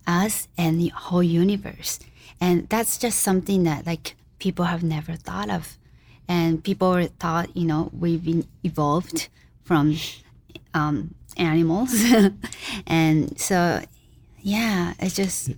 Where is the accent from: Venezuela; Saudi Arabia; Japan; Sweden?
Japan; moved away as an adult; also born or lived in United States; I was born and raised in Japan, absolutely non-Christian background, and but what, when I was 18, I came to the U.S.